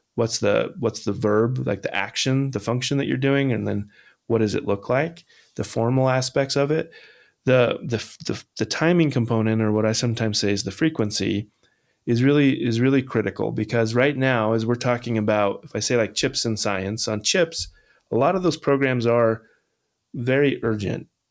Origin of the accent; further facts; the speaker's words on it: Holcomb, Kansas, United States; now in Massachusetts, United States; Holcomb, Kansas, the town I grew up